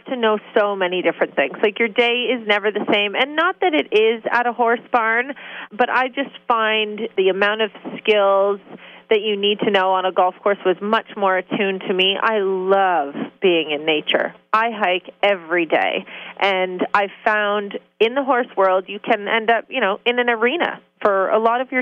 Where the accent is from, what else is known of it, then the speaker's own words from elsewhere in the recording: Beaverton, Ontario, Canada; I grew up on a farm. My family moved us to Beaverton, Ontario, which is a small town on Lake Simcoe, and we had a farm there